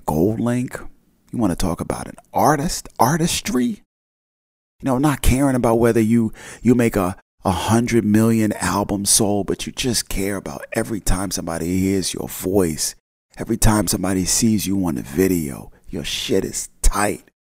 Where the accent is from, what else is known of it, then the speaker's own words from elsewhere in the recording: New Jersey, United States; I grew up in the North Jersey area